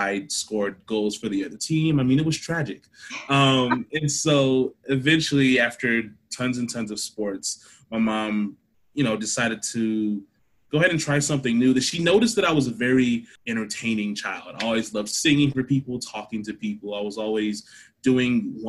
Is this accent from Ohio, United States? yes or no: yes; Akron, Ohio, United States; also born or lived in Berea, Ohio; I'm from Akron, Ohio, which is where I'm quarantined at right now